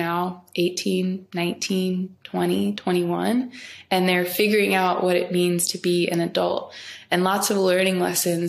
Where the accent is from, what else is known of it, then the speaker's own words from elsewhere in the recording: Ferguson, Missouri, United States; my hometown in Ferguson